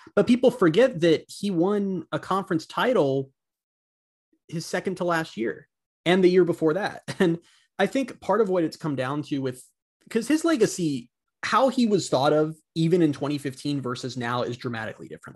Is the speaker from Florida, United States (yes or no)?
yes; Orlando, Florida, United States; I'm born and raised in Orlando